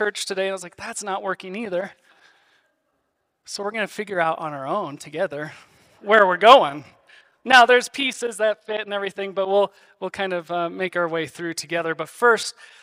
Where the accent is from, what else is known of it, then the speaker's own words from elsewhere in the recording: Iowa, United States; now in Castle Rock, United States; I grew up in Iowa